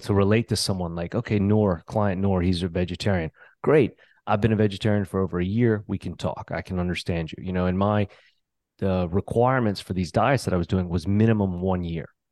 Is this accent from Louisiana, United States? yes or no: yes; New Orleans, Louisiana, United States; I grew up in New Orleans